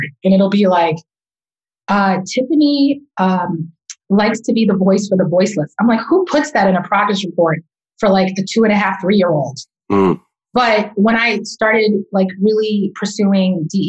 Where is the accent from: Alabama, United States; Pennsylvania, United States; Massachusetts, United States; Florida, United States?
Massachusetts, United States; Boston; I was born and raised in Roxbury, Massachusetts